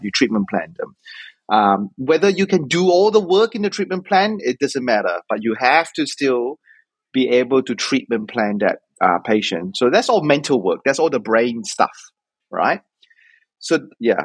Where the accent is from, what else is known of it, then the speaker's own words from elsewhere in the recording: Auckland, New Zealand; also born or lived in Otago / Australia; I came to Otago from Auckland because I did high school in Auckland